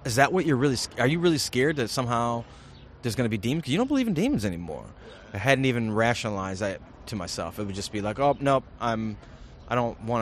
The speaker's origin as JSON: {"language": "English", "town": "Flint", "region": "Michigan", "country": "United States", "tie": "born or raised there", "said": "I grew up in Flint, Michigan during the crack explosion"}